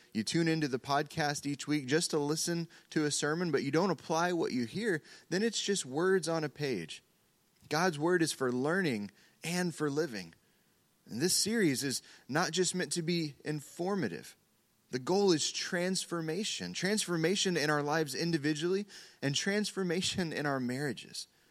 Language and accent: English; Oklahoma, United States; we're from Oklahoma